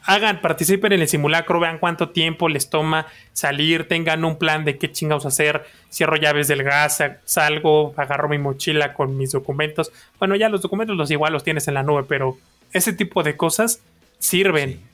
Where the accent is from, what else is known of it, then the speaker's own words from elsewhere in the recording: Mexico; soy mexicano